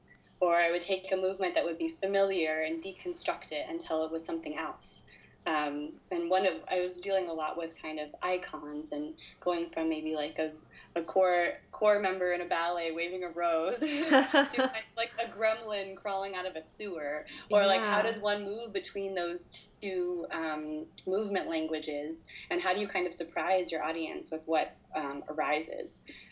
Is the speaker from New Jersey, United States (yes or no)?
no; Chicago, Illinois, United States; born there; also born or lived in Los Angeles / New York; I am an American. I was born in Chicago, I lived in LA, and I lived in New York